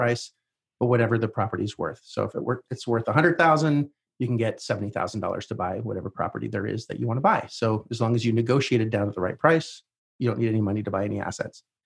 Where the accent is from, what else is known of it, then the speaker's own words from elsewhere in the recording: Canada; since I was Canadian